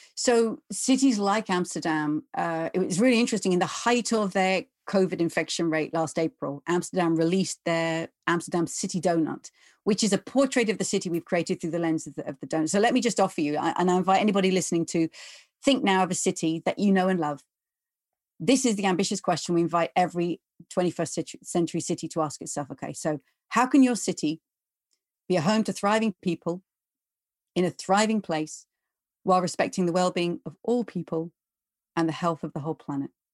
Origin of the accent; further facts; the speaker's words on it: England, United Kingdom; I'm English or I'm from the UK